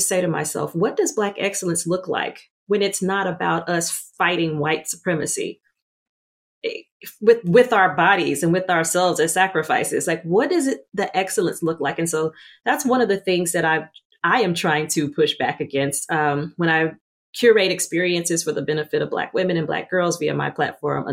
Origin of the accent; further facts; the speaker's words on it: Louisiana, United States; I grew up in the Deep South in Louisiana as a dark-skinned Black girl